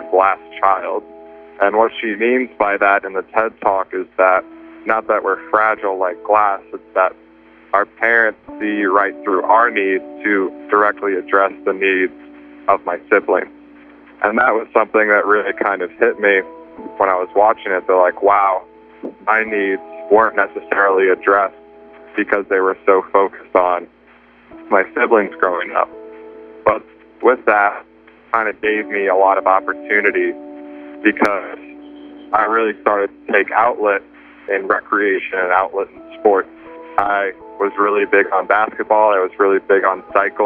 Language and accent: English; St. Louis, Missouri, United States; moved away; I'm originally from St. Louis, Missouri